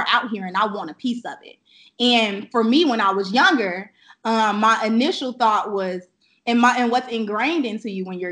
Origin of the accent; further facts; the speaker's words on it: Chicago, Illinois, United States; now in Atlanta, United States; I'm currently based out of Atlanta, Georgia, and I am originally I was based, or I'm from Chicago, Illinois. So I'm from the South Side